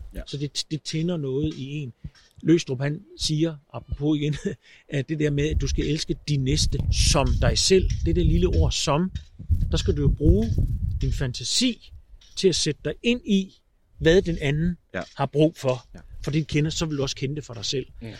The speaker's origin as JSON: {"language": "Danish", "region": "Zealand", "country": "Denmark", "said": "Nu er jeg heller ikke jyde. Jeg er sjællander"}